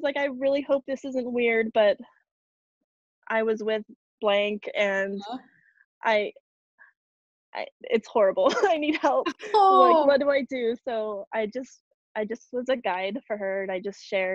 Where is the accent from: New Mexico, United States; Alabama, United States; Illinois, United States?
New Mexico, United States; moved away; I grew up in New Mexico. And I moved back